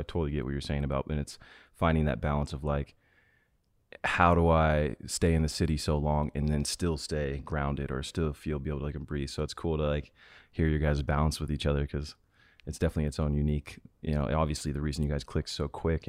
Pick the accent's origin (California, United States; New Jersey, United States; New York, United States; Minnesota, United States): California, United States; Sacramento; also born or lived in Florida; I grew up in California for the most part. And, you know, my family lived in Florida for a little bit.